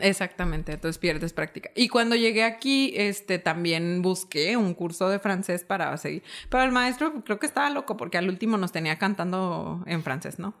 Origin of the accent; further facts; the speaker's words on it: Uruapan, Michoacán, Mexico; moved away as an adult; also born or lived in Morelia, Mexico; now in Chihuahua, Mexico; yo soy originaria de la ciudad de Uruapan, Michoacán, que es la capital mundial del aguacate